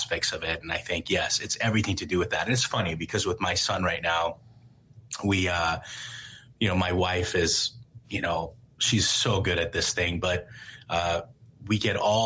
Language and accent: English; Iran; moved away; growing up in Iran